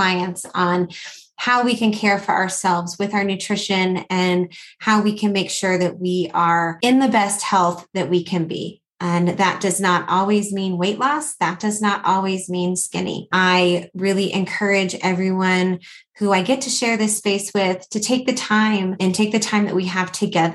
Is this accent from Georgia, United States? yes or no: yes; Atlanta, Georgia, United States; now in Colorado Springs, United States; I'm originally from Atlanta, Georgia. So if you hear a little bit of that accent coming through, that's where it's from